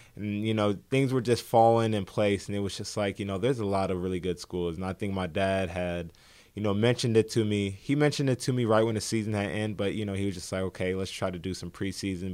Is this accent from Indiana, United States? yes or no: yes; Indianapolis, Indiana, United States; I grew up in the heart of Indy, you know, on the north side